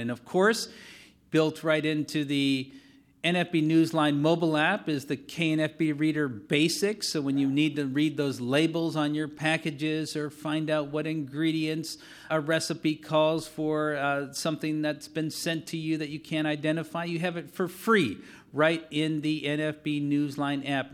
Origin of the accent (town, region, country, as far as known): Wisconsin, United States